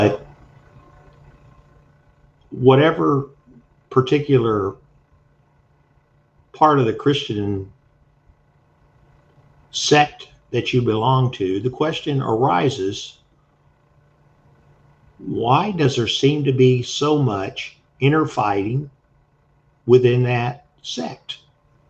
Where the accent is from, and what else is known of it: United States